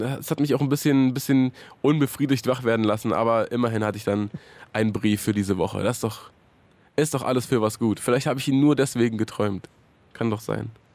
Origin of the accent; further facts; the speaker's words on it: Hohen Neuendorf, Brandenburg, Germany; Ich bin ja, äh, bin ja erst zur Einschulung dahin gezogen